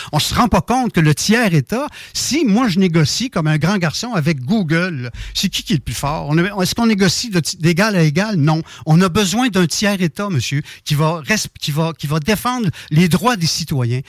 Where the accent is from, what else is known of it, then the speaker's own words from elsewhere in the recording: Saint-Malachie, Quebec, Canada; je suis originaire du Québec. j'ai passé une bonne partie de mon enfance dans Dorchester, ça s'appelait dans Beau-Sud, Saint-Malachie.